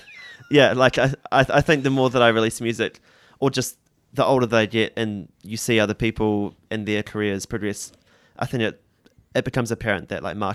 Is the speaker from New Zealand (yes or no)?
yes; New Zealand; think definitely being tenacious and backing yourself is super important, which I guess is difficult as a Kiwi or it doesn't come naturally.